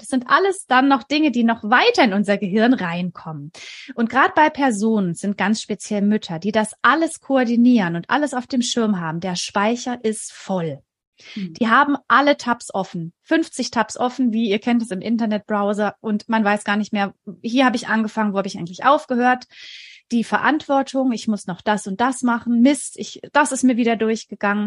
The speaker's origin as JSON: {"language": "German", "area": "near Stuttgart", "region": "Baden-Württemberg", "country": "Germany", "said": "Ich komme aus der Nähe von Stuttgart. Ich lebe hier mit meinem Mann und unseren drei Kindern"}